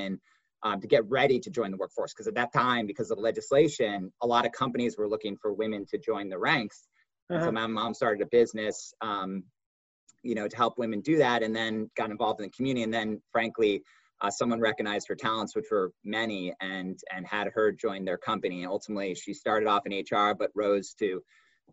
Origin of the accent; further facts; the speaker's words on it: Hartford, Connecticut, United States; I grew up in Hartford, Connecticut